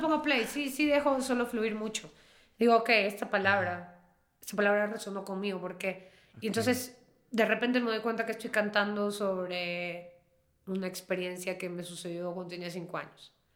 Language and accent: Spanish; Peru; first language Spanish; como nosotros, Perú